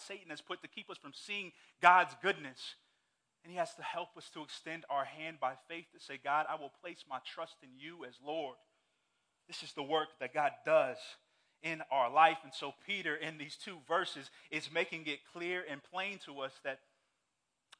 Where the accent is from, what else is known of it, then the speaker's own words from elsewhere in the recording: Saudi Arabia; moved away; growing up in Saudi Arabia